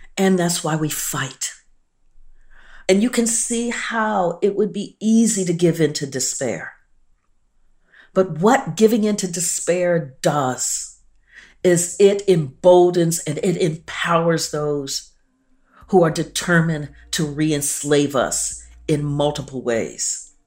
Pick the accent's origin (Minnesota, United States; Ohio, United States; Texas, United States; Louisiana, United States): Ohio, United States; Columbus; I grew up in Columbus, Ohio